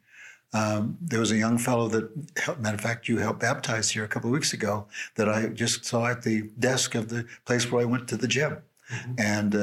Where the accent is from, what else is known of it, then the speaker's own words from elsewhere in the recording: Beverly Hills, California, United States; You know, I'm come from Beverly Hills and I'm sitting here with prisoners, right?